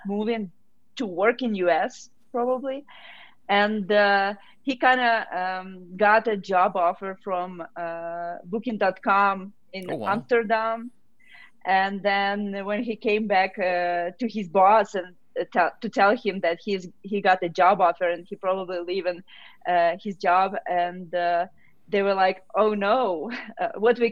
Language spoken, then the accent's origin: English; Ukraine; moved away as an adult; also born or lived in Kyiv, Ukraine / Texas, United States; now in Colorado, United States; I am from Ukraine